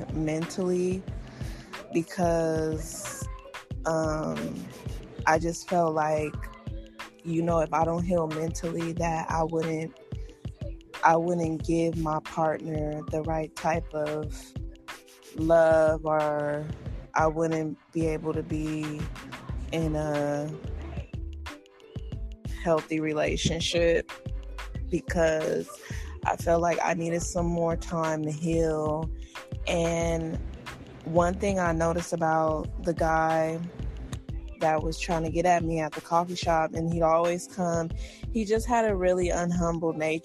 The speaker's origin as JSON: {"language": "English", "country": "United States", "said": "being African American in America"}